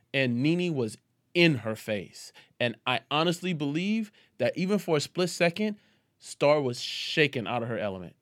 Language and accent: English; New Orleans, Louisiana, United States; accent: Southern drawl; Southern draw comes out. I am from New Orleans